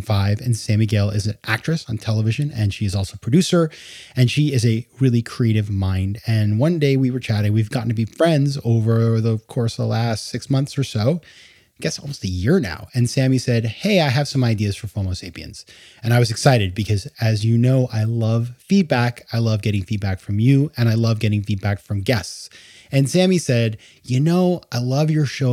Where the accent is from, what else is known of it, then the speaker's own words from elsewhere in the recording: Maine, United States; moved away; also born or lived in New York; my home state of Maine in New England